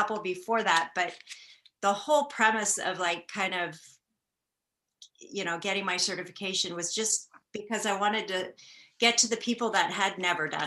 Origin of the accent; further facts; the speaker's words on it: Marin County, California, United States; also born or lived in Santa Barbara, California; now in Petaluma, United States; I was born and raised in Marin County, California